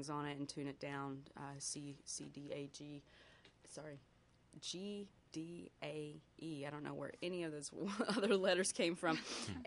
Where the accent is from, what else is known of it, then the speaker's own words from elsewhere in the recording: outside Dallas, Texas, United States; moved away as an adult; also born or lived in Denton, Texas; now in Pittsburgh, United States; I grew up outside Dallas, and Texas has just a real interesting music scene